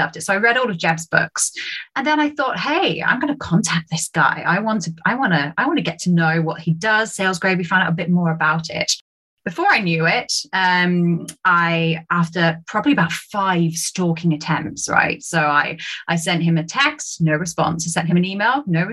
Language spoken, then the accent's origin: English; United Kingdom; accent: British; my British accent